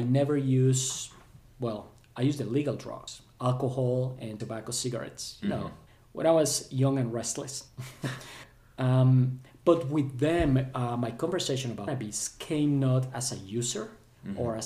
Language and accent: English; Colombia; moved away; growing up in Colombia, and this was back in the 80s and 90s